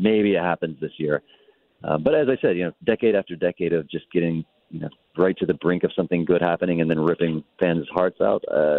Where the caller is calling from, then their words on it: Phoenix, Arizona, United States; I am calling you from Terminal 4 of the Phoenix Airport right now.